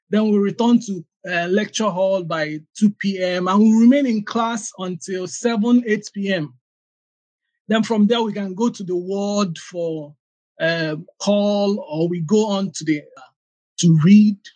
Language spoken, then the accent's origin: English; Abia, Nigeria; born there; Okay, yeah, I was born in Abia State.